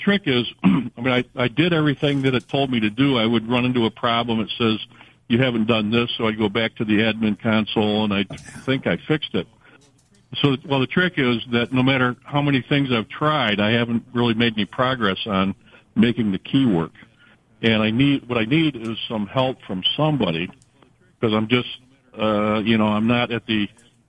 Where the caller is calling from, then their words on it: Canandaigua, New York, United States; Well, I'm actually calling from Google Workspace Hell, but I live in Canandaigua.